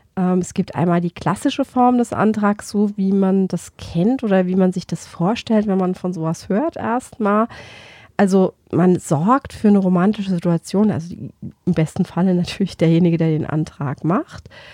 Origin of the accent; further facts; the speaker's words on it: Germany; bei uns in Deutschland